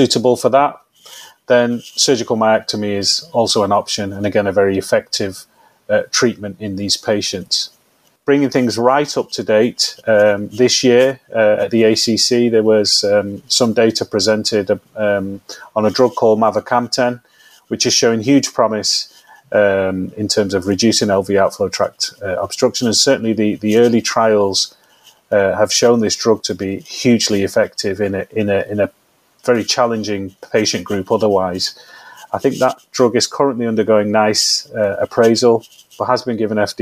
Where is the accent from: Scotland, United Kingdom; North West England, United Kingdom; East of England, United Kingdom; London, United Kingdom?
North West England, United Kingdom; Manchester; I am a diehard Mancunian, born and bred in this city, been here all my life.